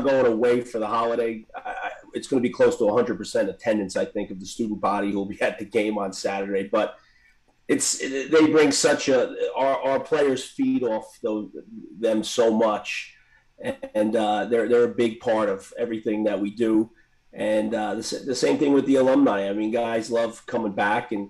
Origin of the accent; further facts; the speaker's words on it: Bogota, New Jersey, United States; my hometown, Bagoda